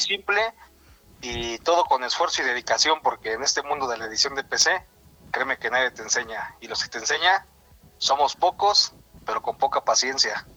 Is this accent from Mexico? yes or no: yes; Mexico; soy mexicano